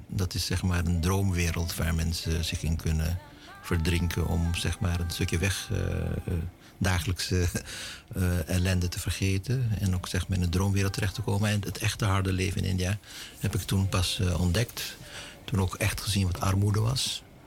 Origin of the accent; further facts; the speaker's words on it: Suriname; also born or lived in Aruba; now in Netherlands; Ik ben Surinamer. Ik ben geboren in Suriname.